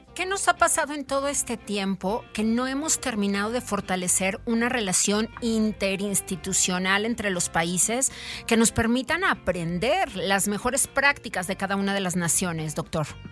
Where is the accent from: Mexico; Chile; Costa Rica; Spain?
Mexico; para nosotros como mexicanos